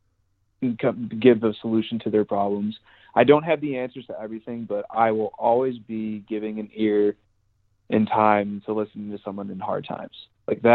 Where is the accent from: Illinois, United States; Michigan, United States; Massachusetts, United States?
Illinois, United States; Chicago; now in Denver, United States; I'm originally from Chicago, and I actually used to live in the city